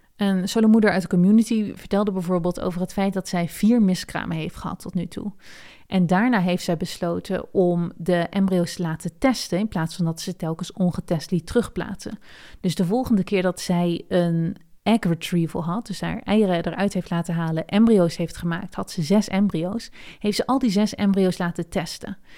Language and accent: Dutch; Netherlands; now in United States; ik ben ook een Nederlander en ik ben in Amerika.